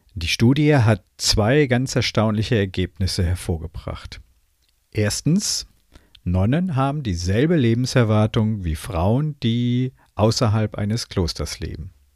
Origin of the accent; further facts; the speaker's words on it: Germany; bei uns in Deutschland